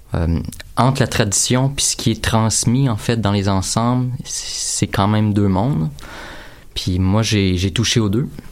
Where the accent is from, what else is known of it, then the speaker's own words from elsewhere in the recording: Drummondville, Quebec, Canada; je viens de Drummondville